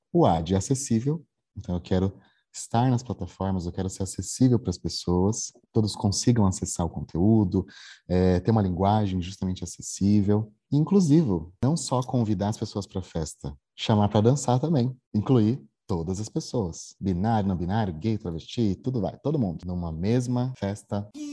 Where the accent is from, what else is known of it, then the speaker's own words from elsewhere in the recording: Jandira, São Paulo, Brazil; moved away as an adult; also born or lived in Osasco; now in Belo Horizonte, Brazil; não sou mineiro, sou paulista, jandirense. Né? Nasci em, nasci em Osasco, mas morei sempre em Jandira com meus pais. Eu mudei para BH para trabalhar na Localiza